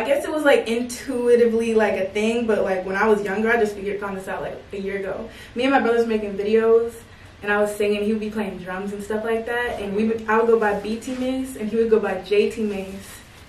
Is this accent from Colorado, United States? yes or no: no; Columbia, Maryland, United States; moved away as an adult; now in Atlanta, United States; I'm from Maryland, Columbia, Maryland.